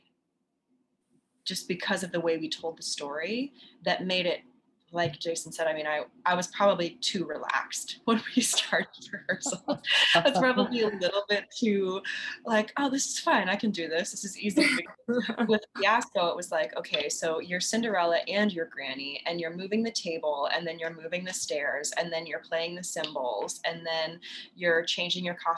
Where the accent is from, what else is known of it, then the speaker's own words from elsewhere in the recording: Nebraska, United States; moved away as an adult; also born or lived in Oklahoma City; I'm from Nebraska originally